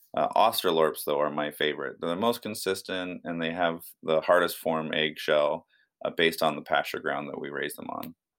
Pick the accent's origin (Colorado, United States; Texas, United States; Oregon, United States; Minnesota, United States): Oregon, United States; Union; I, I grew up in Northeast Oregon in a, a little town called Union